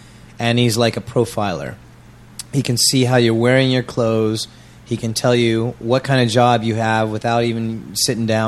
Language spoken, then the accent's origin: English; United States; moved away as an adult; now in Changwon, South Korea; CVG, CGV airport from my hometown